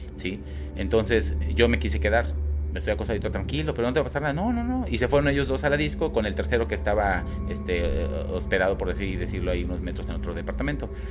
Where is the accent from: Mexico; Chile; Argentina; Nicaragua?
Mexico; Guadalajara, Jalisco; also born or lived in Cabo San Lucas; now in Mérida, Mexico; yo soy de Guadalajara, ahí viví muchos años de mi vida, ahorita vivo acá, Mérida